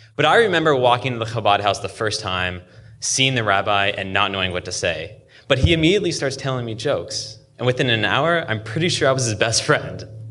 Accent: Seattle, Washington, United States; shellfish that I grew up eating weekly in Seattle

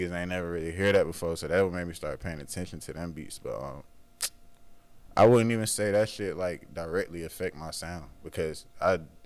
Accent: Stone Mountain, Georgia, United States; I'm from Stone Mountain, like the east side

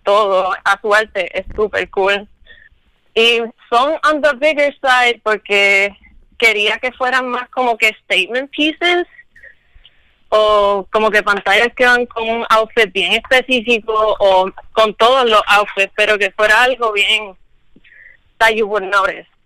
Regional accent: Luquillo, Puerto Rico; soy de Luquillo

